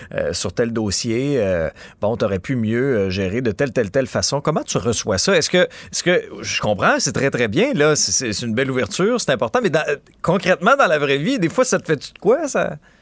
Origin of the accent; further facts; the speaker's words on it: Abitibi, Quebec, Canada; je suis originaire de, de l'Abitibi.